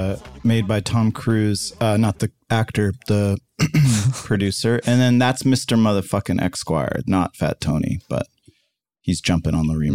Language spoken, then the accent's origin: English; Canada; I'm Canadian